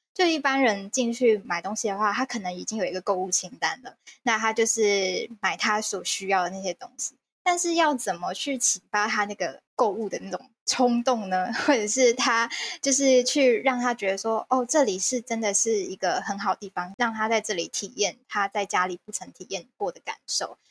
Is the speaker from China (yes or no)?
no; Kaohsiung, Taiwan; 我是高雄人